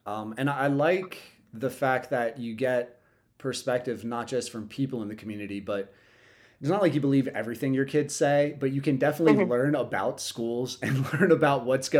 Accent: Lewes, Delaware, United States; also born or lived in New York; fifth grade, moved here from New York, went to Lewis Middle School back when it was 5'8", and then went to Cape High School.

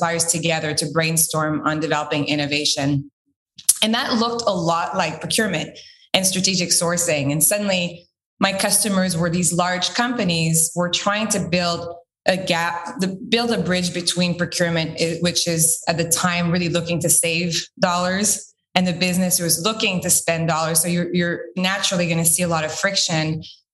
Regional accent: Quebec, Canada; I'm originally from Quebec

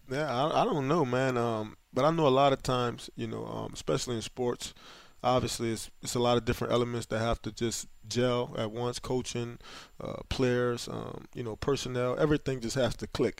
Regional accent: Louisiana, United States; born or raised there

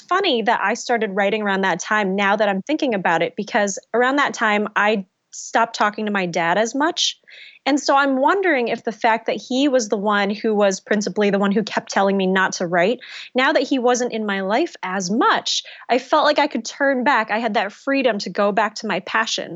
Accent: United States; I am Vietnamese American, I grew up in an immigrant family

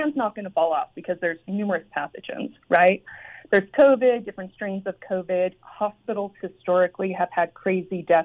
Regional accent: Idaho, United States; I was raised up in Idaho

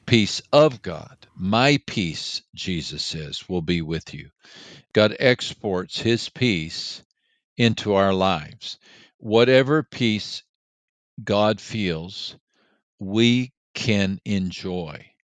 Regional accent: Texas, United States; I was from Texas

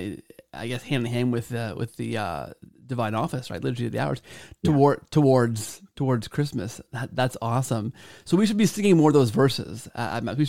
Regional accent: Canada; I grew up in Canada, so I took French all the way through high school and into university

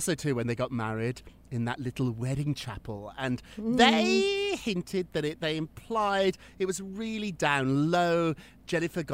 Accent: United Kingdom; moved away as an adult; now in New York, United States; I'm now an American. I've been here longer now than I was in Britain

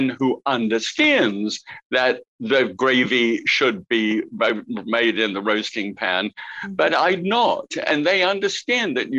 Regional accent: England, United Kingdom; accent: English; moved away as an adult; also born or lived in New Zealand; I arrived in New Zealand as a POMI, P-O-M-E, prisoner of Mother England. That's what we were referred to as POMIs, if you had come from England. So I had my English accent.

